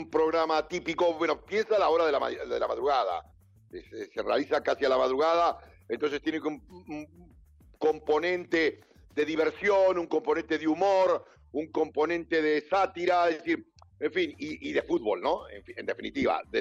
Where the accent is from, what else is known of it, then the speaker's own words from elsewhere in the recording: Buenos Aires, Argentina; yo en San Lorenzo era uno de los pocos porteños que había en el equipo